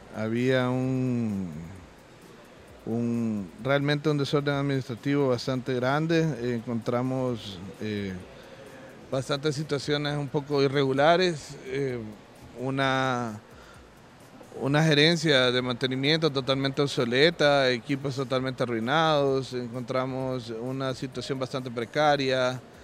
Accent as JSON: {"language": "Spanish", "region": "Santa Ana", "country": "El Salvador", "tie": "born or raised there", "said": "nací en el Hospital San Juan de Dios, acá en Santa Ana."}